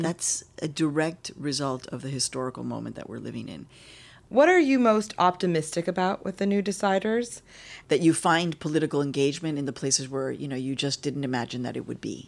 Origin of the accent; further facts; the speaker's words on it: Mexico; also born or lived in Chicago; now in United States; I'm Mexican. My husband is from the Dominican Republic, but I'm Mexican